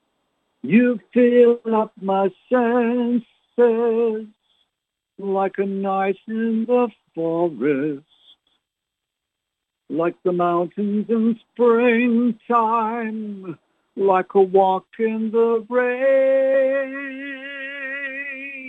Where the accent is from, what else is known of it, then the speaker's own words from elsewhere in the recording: Canada; now in South Texas, United States; I was born and raised in Canada